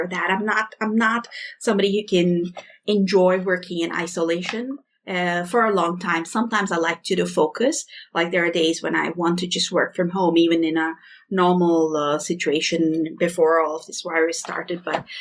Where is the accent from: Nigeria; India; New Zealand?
India; moved away; I'm from India